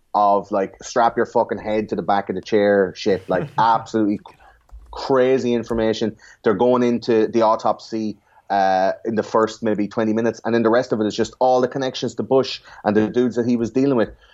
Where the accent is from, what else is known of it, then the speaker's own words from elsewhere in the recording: Ireland; in Ireland we have fluoride in the water